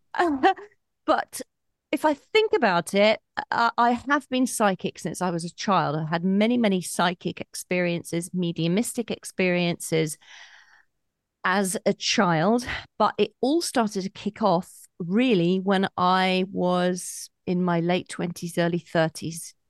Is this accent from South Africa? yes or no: no; Colchester, East of England, United Kingdom; from a shop in Colchester town centre, which is my hometown